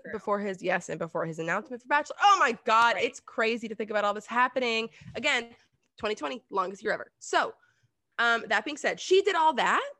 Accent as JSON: {"language": "English", "region": "the South", "country": "United States", "said": "I'm from the South."}